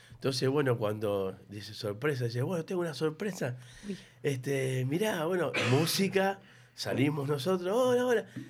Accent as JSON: {"language": "Spanish", "country": "Uruguay", "moved": "yes", "lives_now": "Argentina", "said": "también soy uruguayo"}